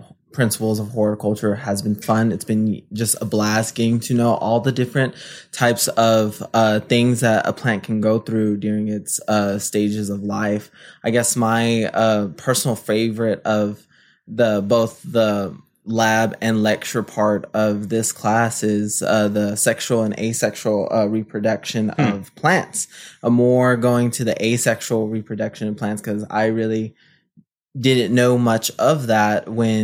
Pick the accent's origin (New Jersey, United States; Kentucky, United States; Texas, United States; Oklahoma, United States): Texas, United States; San Antonio; moved away as an adult; now in Lubbock, United States; I am originally from San Antonio, Texas.